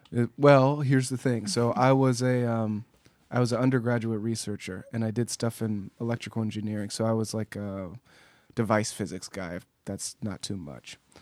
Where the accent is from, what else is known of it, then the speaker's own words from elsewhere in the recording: Pasadena, California, United States; I grew up in Pasadena